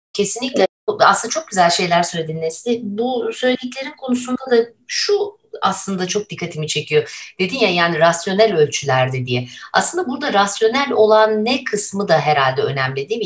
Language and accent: Turkish; İzmir, Turkey; moved away; bir İzmirli olarak